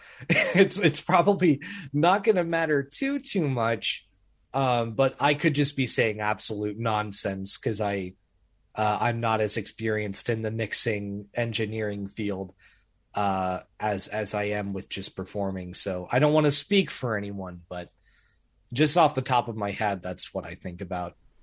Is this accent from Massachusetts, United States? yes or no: no; Springfield, Missouri, United States; I'm just in the middle of, of Springfield, Missouri